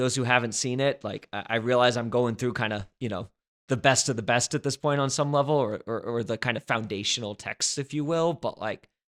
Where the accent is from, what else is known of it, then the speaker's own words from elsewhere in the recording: East Coast, United States; I'm from the East Coast